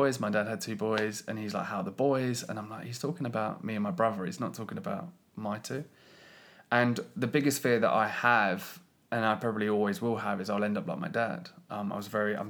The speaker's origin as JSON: {"language": "English", "country": "United Kingdom", "said": "as a British"}